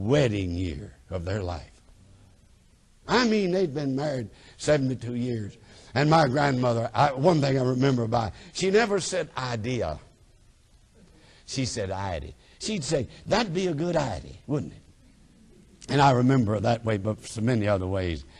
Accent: North Alabama, United States; moved away as an adult; also born or lived in Tennessee; I'm getting ready to leave home. And you're supposed to cry when you leave home. And you know, I wasn't going far. I'm just going from North Alabama up to the southeast part of Tennessee

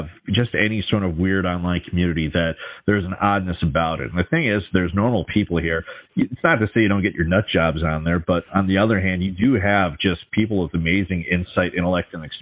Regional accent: Minnesota, United States; Grew up in Minnesota in the metro area

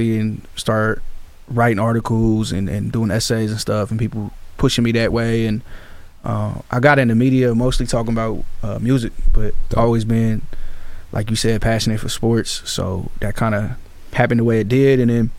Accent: Sacramento, California, United States; I'm from Sacramento. I actually grew up in Oak Park.

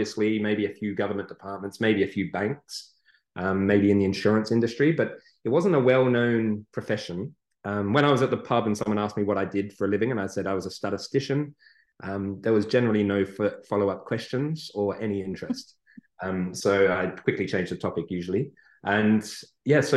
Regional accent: England, United Kingdom; moved away; I was born in England and grew up there. And then I came here

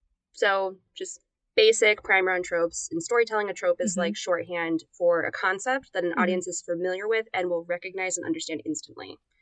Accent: United States; I'm American, I can speak any language.

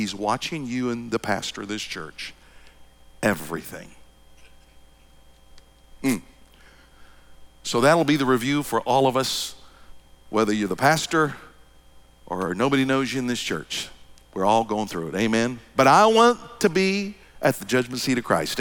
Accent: Kansas, United States; I was raised in Kansas

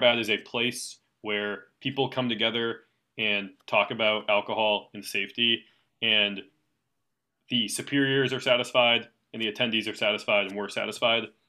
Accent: East Coast, United States; I'm from the East Coast

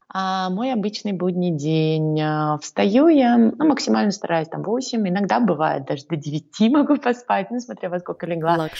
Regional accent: Saint Petersburg, Russia; moved away as an adult; now in Astana, Kazakhstan; Сама я родилась в Ленинграде.

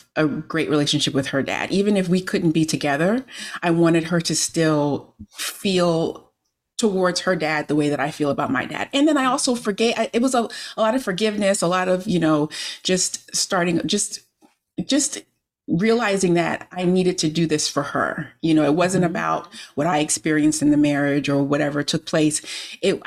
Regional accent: Miami, Florida, United States; now in Maryland, United States; I grew up in Miami, Florida. I live in Maryland now, but I grew up in Miami, Florida

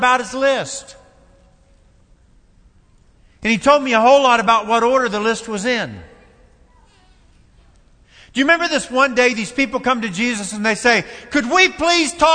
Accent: Kentucky, United States; Kentucky. That's my home state

